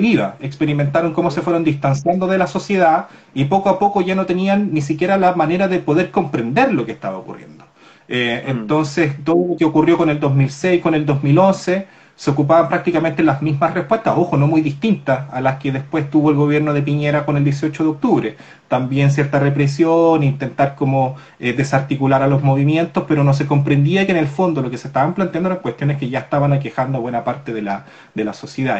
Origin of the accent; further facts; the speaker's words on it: Corral, Los Ríos, Chile; yo soy de Corral